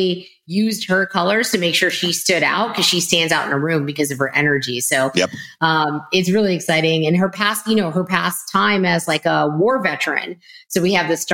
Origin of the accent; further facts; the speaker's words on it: Texas, United States; I'm already a Texan